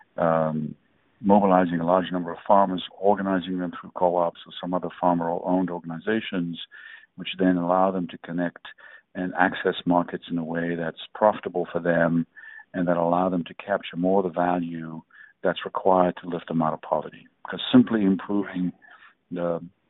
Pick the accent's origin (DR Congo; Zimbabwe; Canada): DR Congo; also born or lived in England; now in United States; I was born in Africa